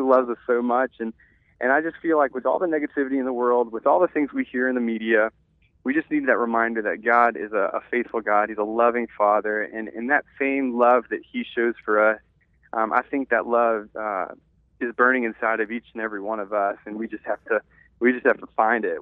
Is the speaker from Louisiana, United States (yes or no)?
yes; Louisiana, United States; born and raised in a small town